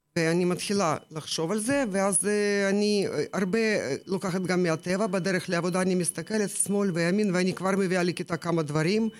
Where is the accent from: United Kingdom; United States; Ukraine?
Ukraine; Hebrew is a second language; moved away as an adult; now in Israel; האזור ממנו באתי, מאוקראינה, גם mm-hmm. לא רחוק מהים השחור. כל mm-hmm. החיים שלי, כל, כל הילדות שלי רשם שם